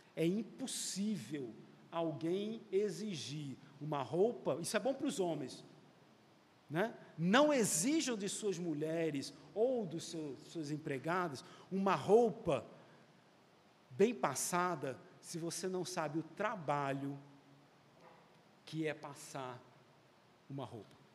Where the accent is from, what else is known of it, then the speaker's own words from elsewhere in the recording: Rio de Janeiro, Brazil; eu nasci no Rio